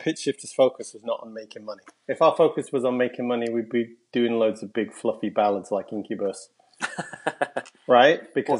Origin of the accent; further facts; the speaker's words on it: England, United Kingdom; I said, fuck you guys. And we're from England, fuck off.